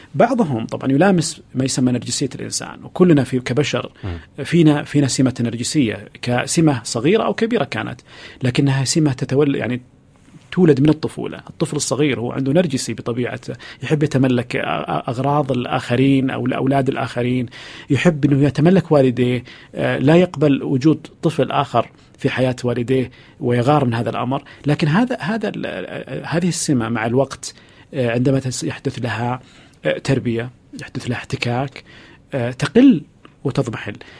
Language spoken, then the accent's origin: Arabic; Saudi Arabia; وتمثلنا كسعودي وكسعوديه